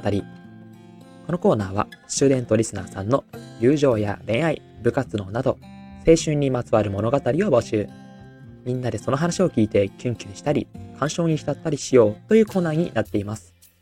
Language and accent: Japanese; Aichi, Japan; now in Tokyo, Japan; 自分は愛知出身で東京の学校で働いてたんですけど